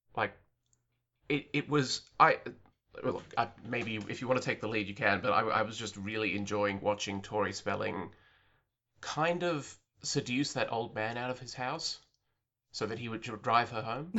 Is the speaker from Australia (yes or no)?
yes; Australia; I'm an Australian who lives outside of the cultural bubble